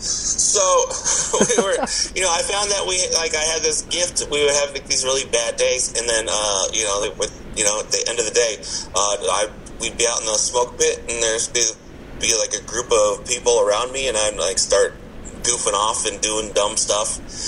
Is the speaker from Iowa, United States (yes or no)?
yes; Iowa, United States; now in Phoenix, United States; I'm originally from Iowa, but I live here in Phoenix because I am smart.